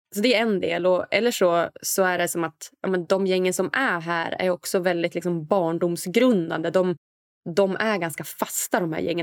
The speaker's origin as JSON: {"language": "Swedish", "town": "Umeå", "region": "Västerbotten County", "country": "Sweden", "also_born_or_lived": "Stockholm", "moved": "yes", "said": "där jag kommer från, lilla Umeå"}